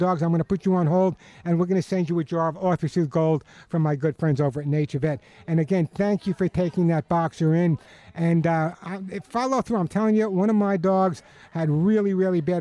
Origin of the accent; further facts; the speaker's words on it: New York, United States; also born or lived in Long Island; now in California, United States; I'm a New Yorker